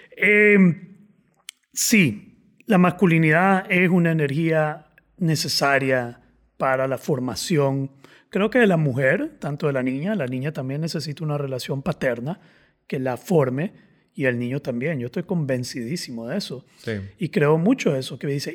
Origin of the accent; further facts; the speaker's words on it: Nicaragua; yo soy nica